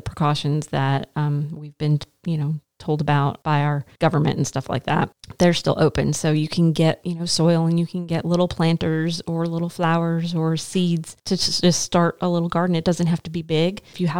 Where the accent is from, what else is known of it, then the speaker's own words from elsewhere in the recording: Arkansas, United States; Again, I'm coming from Arkansas, so we call it the pollening.